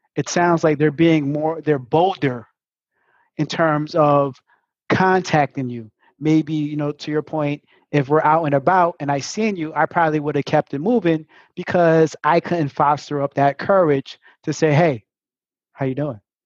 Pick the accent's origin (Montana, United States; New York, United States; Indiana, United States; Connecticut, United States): New York, United States; New York City; I'm from Brooklyn